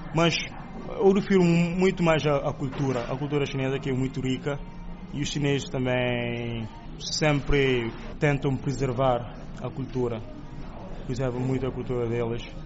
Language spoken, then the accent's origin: Portuguese; Cape Verde; now in Nanjing, China; sou de Cabo Verde